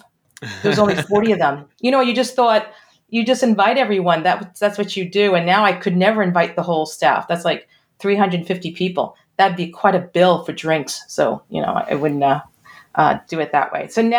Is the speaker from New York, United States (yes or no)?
yes; Brooklyn, New York, United States; I am from New York originally. I know you can't tell by the accent because I lost it. Originally a Brooklyn girl, and started teaching in New York public schools.